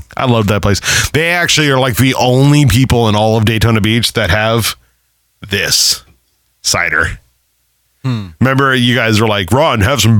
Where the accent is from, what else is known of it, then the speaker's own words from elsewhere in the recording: Ireland; Like, and I'm Irish. I should love Guinness, now, right? It's made by us.